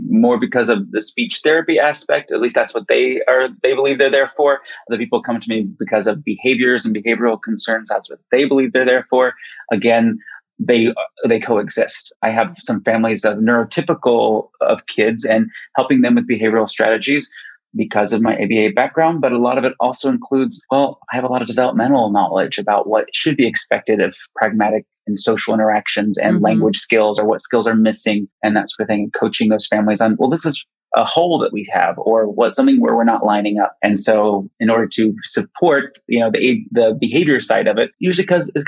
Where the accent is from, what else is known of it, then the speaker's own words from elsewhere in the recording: Kansas City, United States; I moved back to Kansas City, my home state